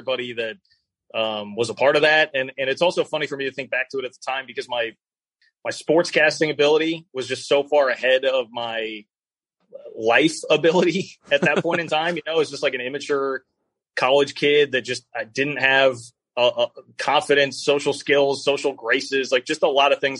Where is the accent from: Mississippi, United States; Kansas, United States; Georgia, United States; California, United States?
Kansas, United States; Kansas City; also born or lived in Wichita, Kansas; I grew up in the Kansas City area, first Wichita, and then when I was 10, we moved to Kansas City